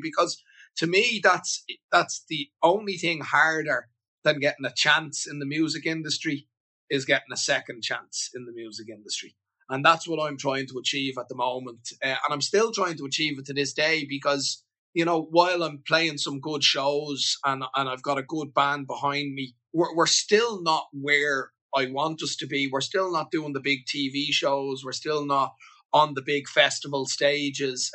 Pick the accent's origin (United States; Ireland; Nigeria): Ireland; moved away as an adult; I moved away from Ireland